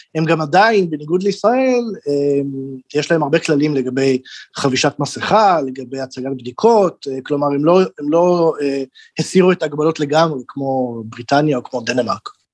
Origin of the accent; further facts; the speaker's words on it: Israel; now in Germany; אני והרבה, אני חושב, ישראלים אחרים